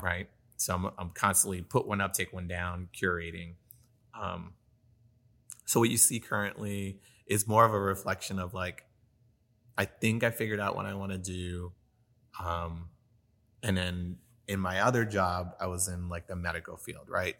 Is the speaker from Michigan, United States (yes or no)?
no; New York, United States; now in San Antonio, United States; I'm from New York, and I grew up skateboarding